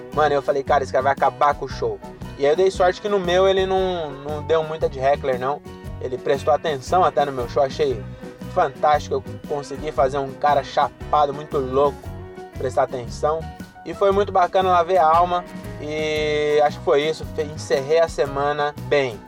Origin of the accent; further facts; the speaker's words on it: Francisco Morato, São Paulo, Brazil; Eu vim de Morato